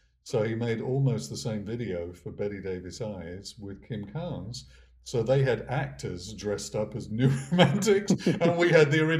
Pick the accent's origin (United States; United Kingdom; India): United Kingdom; England; But my sense of growing up in England and being in the music business in England was that you always have to be the new thing.